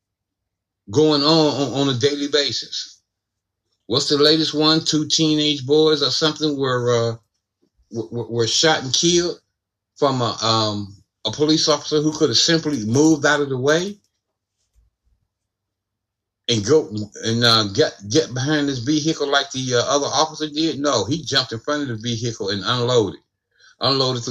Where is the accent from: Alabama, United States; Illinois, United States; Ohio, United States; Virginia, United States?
Ohio, United States; my home state of Ohio